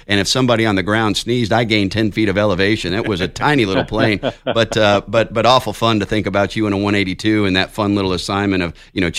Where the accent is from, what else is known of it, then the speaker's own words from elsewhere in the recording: Colorado, United States; born there; I was born in the Air Force Academy. You wouldn't know that. My dad was at Cheyenne Mountain at the time, and they had just opened the academy.